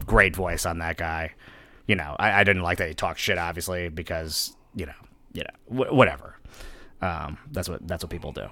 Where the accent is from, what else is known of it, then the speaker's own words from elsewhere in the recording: New Haven, Connecticut, United States; I was born in New Haven